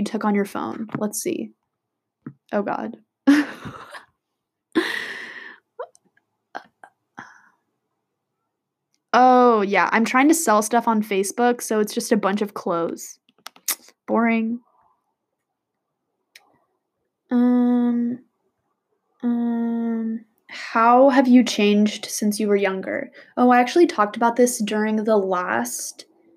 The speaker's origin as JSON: {"language": "English", "area": "Bay Area", "region": "California", "country": "United States", "tie": "born or raised there", "said": "Bay Area, California"}